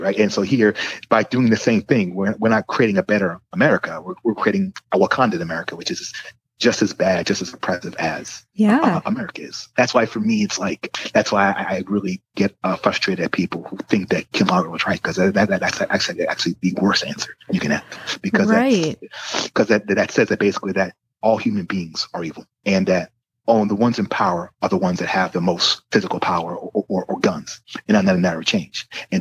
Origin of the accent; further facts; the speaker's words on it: United States; I'm an American.